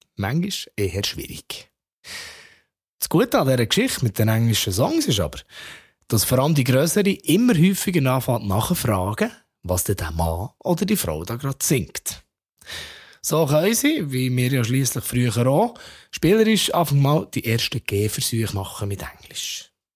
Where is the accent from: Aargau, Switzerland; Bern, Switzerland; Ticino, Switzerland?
Bern, Switzerland; als Berner